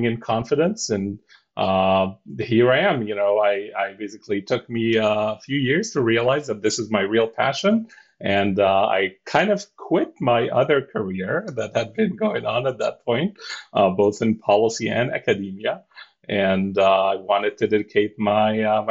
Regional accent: Cairo, Cairo Governorate, Egypt; English is a second language; moved away as an adult; now in United States; I'm born and raised in Cairo, Egypt

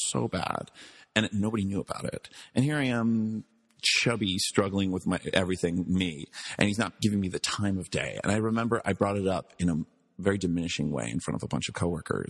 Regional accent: Albuquerque, New Mexico, United States; also born or lived in New York; I grew up in Albuquerque, New Mexico

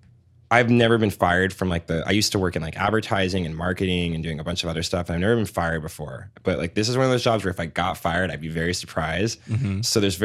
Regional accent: Seattle, Washington, United States; also born or lived in San Francisco / Los Angeles; I was born in San Francisco and raised in LA and Seattle, but I far prefer Seattle.

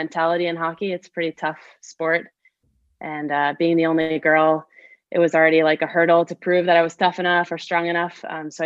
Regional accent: New Jersey, United States; moved away; growing up in New Jersey

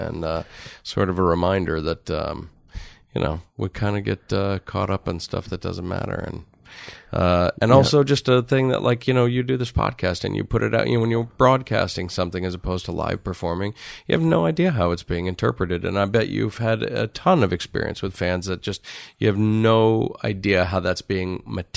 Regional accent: Connecticut, United States; now in Los Angeles, United States; I grew up in Connecticut

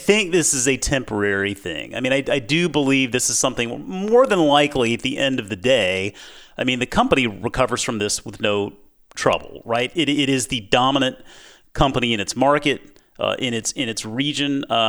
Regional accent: Mount Pleasant, South Carolina, United States; I mean, I grew up in Mount Pleasant, South Carolina, and I mean, Krispy Kreme was where it was at, right?

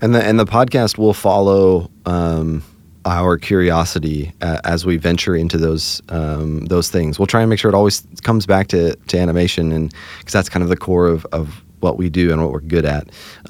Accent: Hershey, Pennsylvania, United States; now in Nashville, United States; Especially since we moved away, we grew up in Hershey, Pennsylvania. Now we live here in Nashville.

